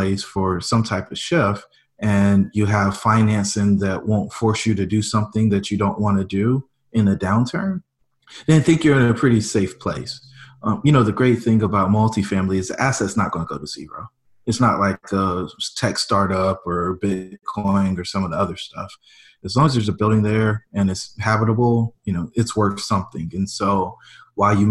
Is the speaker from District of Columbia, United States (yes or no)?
no; Fayetteville, North Carolina, United States; moved away as an adult; now in Greensboro, United States; where I grew up in Fayetteville